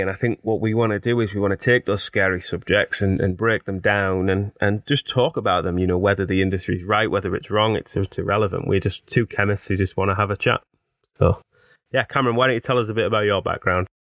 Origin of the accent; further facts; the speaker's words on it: Teesside, North East England, United Kingdom; accent: Teesside; as you can probably hear from my accent, I'm, I'm a Teesside-er, born, bred, and proud.